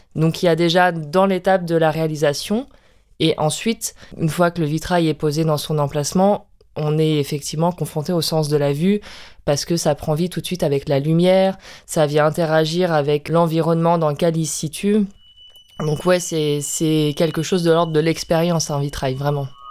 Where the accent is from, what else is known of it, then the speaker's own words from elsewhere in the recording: Brittany, France; je suis bretonne